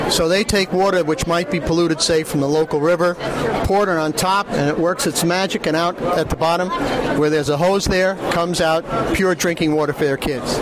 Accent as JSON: {"language": "English", "region": "New York", "country": "United States", "said": "I'm from New York"}